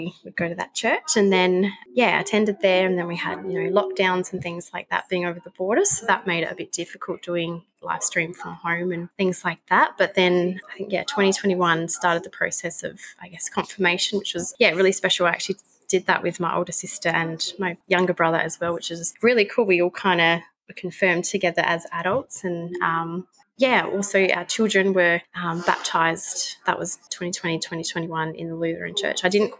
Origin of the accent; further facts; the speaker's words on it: Pinnaroo, South Australia, Australia; I'm from a little town in the Mallee called Pinneroo in South Australia. So, yeah, it's quite a small farming community.